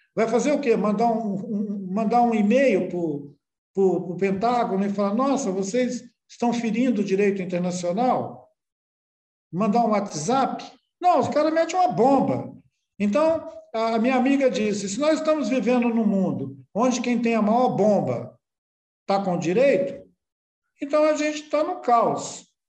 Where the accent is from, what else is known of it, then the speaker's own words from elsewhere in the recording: Brazil; daqui da beira do rio, onde eu nasci